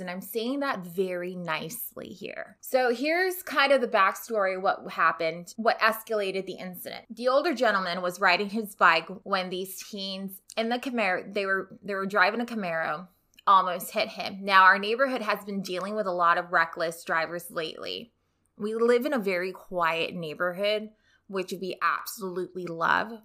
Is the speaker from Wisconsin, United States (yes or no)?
no; Rio Grande Valley, Texas, United States; moved away as an adult; now in Houston, United States; I'm from the Rio Grande Valley